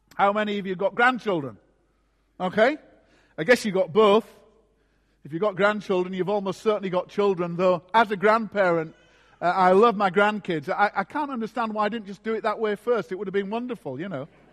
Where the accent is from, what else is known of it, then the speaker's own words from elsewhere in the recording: Scarborough, Yorkshire and the Humber, United Kingdom; my hometown of Scarborough in Yorkshire